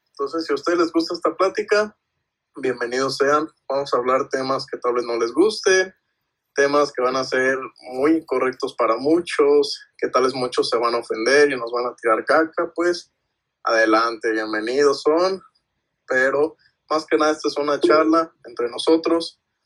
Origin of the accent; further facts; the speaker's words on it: Mexico; somos mexicanos